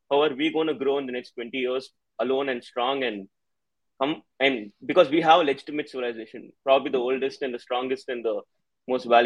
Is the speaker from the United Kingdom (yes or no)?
no; Chennai, Tamil Nadu, India; I'm from Chennai, uh, down south, uh, from the so-called Dravidian place